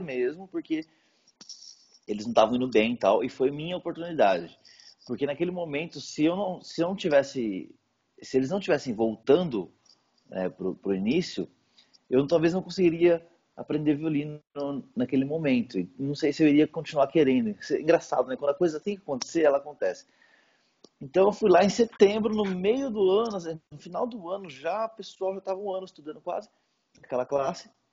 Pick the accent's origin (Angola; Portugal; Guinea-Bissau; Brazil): Brazil; Indaiatuba, São Paulo; moved away as an adult; also born or lived in Jundiaí; now in Indaiatuba, Brazil; eu comecei no projeto Guri, da cidade de Indaiatuba, né, que é a minha cidade natal